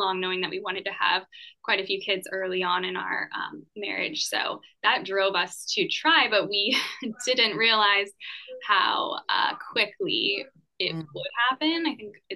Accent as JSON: {"language": "English", "town": "San Diego", "region": "California", "country": "United States", "tie": "born or raised there", "said": "I grew up in San Diego"}